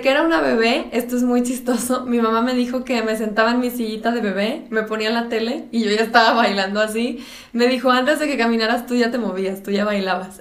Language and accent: Spanish; Monterrey, Nuevo León, Mexico; yo soy de Monterrey